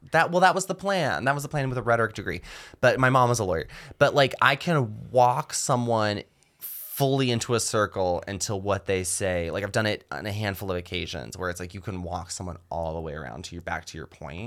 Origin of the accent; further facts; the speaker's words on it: rural North Georgia, United States; the town I grew up in here in Georgia